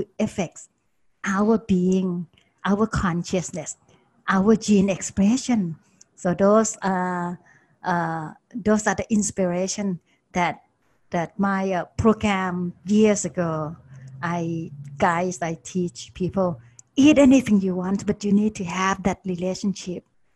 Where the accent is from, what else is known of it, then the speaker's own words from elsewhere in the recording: Bangkok, Thailand; moved away; I was growing up in Bangkok, and that was a long time ago